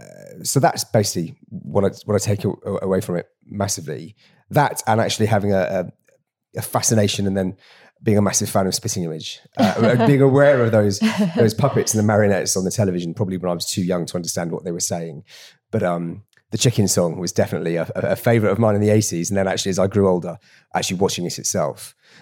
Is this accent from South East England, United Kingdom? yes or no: no; Torfaen, Wales, United Kingdom; So, like I said, I grew up in Torvine. And unless my stats are failing me, Torvine registered the second highest Leave vote in Wales.